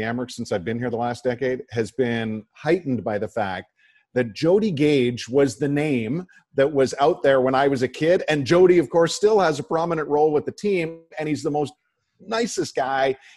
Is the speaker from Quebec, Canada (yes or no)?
no; Whitby, Ontario, Canada; now in Buffalo, United States; growing up in Southern Ontario